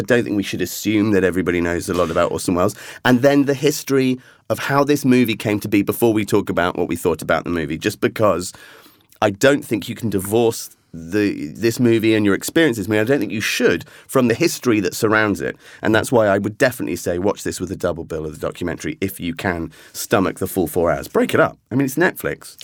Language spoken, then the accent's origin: English; England, United Kingdom; as an Englishman